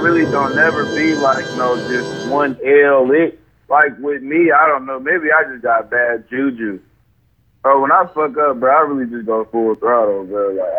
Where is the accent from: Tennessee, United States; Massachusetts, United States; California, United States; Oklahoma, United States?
Tennessee, United States; Memphis; And like, oh shit, I'm from Memphis, man. You gotta be ready at all times.